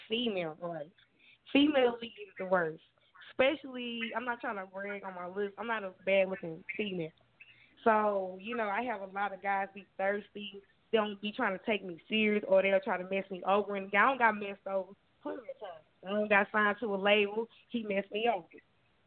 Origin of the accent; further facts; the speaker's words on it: Texas, United States; I'm from Texas. That's where I'm from.